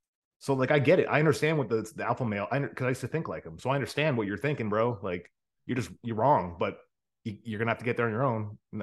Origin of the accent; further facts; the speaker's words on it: Rust Belt, United States; No, so my life, and I'll tell you, I grew up in the America, we call it the Rust Belt. That is the area of the country, kind of like Buffalo to Cleveland to Toledo, to just kind of that corridor all the way through Michigan to Detroit